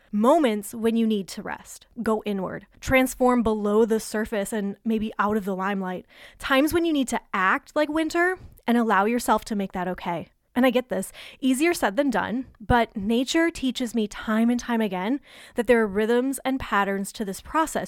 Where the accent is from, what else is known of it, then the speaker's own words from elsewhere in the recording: Michigan, United States; moved away; I grew up in Michigan